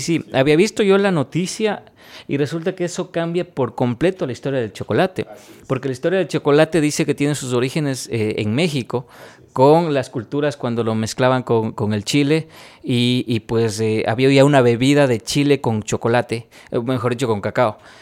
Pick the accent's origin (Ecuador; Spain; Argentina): Ecuador; he podido sacar pecho diciendo que vengo de Ecuador